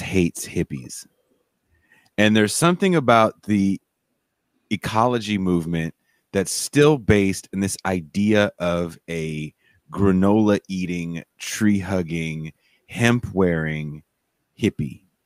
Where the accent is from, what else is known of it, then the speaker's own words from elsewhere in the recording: California, United States; also born or lived in North Dakota; I'm a Californian.